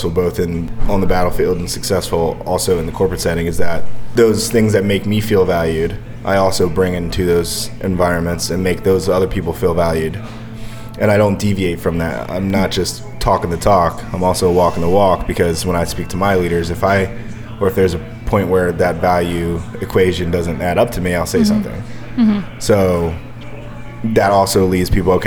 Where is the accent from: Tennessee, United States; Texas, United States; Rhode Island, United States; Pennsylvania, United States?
Pennsylvania, United States; Bristol; moved away; also born or lived in California; I grew up in Bristol, PA, you know, on a Buckley Street